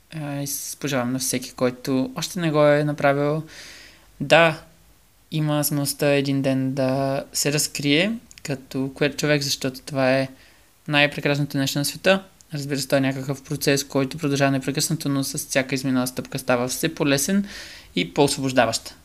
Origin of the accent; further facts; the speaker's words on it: Bulgaria; moved away as an adult; also born or lived in Norway; на 18 се преместих далече от България